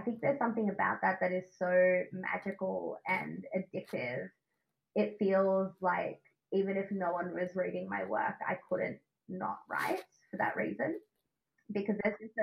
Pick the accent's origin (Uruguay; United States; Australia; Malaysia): Australia; accent: Australian; my Australian accent